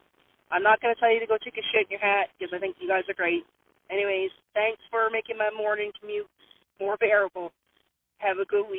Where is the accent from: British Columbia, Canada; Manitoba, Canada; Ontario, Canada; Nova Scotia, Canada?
Nova Scotia, Canada; Barrington; But it was a little sad because my hometown, half the crew was from my hometown, like in the Barrington area, down in Nova Scotia, about an hour south of Yarmouth.